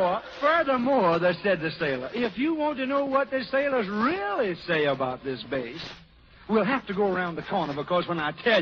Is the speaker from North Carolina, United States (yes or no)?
yes; Rocky Mount, North Carolina, United States; my hometown, Rocky Mount, North Carolina.